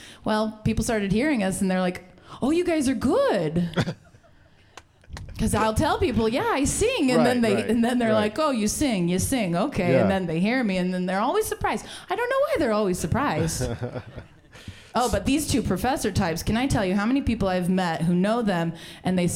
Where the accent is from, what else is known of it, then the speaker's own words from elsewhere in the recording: Las Vegas, Nevada, United States; now in Ogden, United States; I'm from Vegas